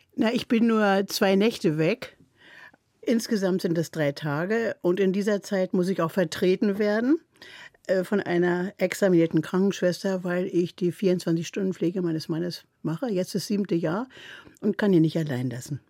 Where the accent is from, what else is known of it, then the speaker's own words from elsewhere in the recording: Berlin, Germany; first language German; now in Mecklenburg, Germany; du darfst kein J für ein G als Berlinerin machen